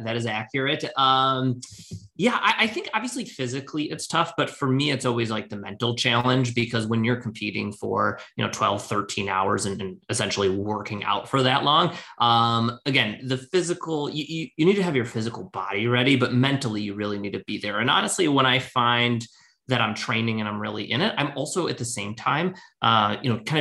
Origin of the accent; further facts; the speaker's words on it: Detroit, Michigan, United States; also born or lived in Washington, D.C.; I'm from Detroit and left for a while, was in DC, then came back